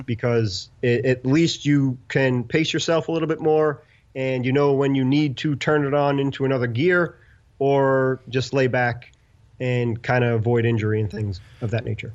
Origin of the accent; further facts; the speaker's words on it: New York City, New York, United States; grew up in Brooklyn and have nothing to do with the South whatsoever